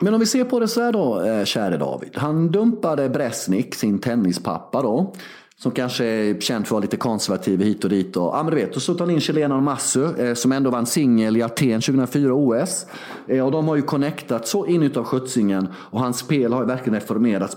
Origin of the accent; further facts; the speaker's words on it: Sweden; moved away as an adult; now in Belgrade, Serbia; hemma i Sverige